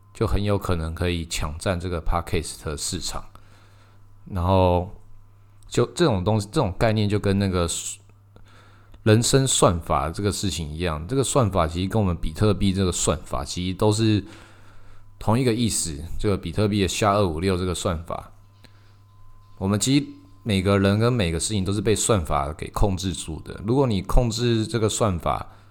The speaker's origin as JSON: {"language": "Chinese", "country": "Taiwan", "said": "我们台湾人"}